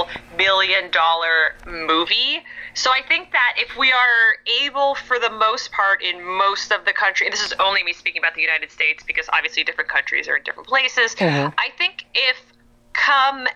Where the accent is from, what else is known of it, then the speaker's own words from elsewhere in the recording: Canada; now in California, United States; I'm from Canada originally